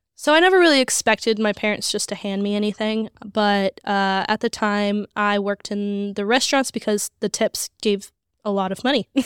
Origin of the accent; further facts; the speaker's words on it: Las Vegas, Nevada, United States; I grew up in Vegas.